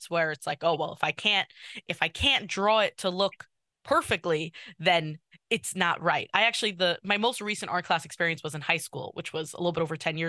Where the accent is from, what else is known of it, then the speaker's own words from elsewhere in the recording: New York City, New York, United States; I'm from Kew Garden Hills, but I went to Tag for high school